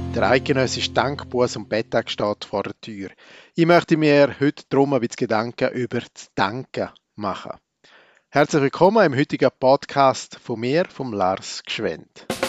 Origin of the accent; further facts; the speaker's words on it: Switzerland; als waschechter Schweizer